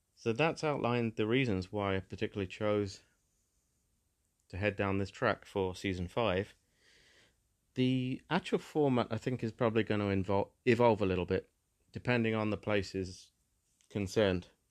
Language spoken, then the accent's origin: English; England, United Kingdom; As somebody who was born into England and who definitely grew up appreciating a lot of the natural beauty in the historical beauty, the buildings, the cities, the towns and villages of my home country